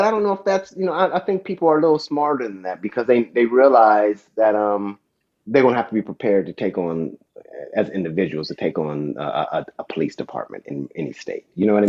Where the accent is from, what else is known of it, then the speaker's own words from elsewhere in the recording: Dayton, Ohio, United States; I mean, I got this talk when I was growing up in Dayton.